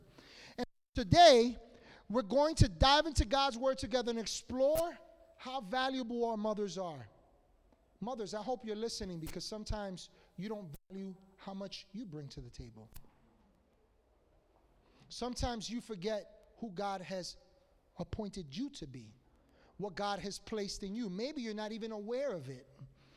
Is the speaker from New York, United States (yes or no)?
yes; New York City, New York, United States; I grew up in Washington Heights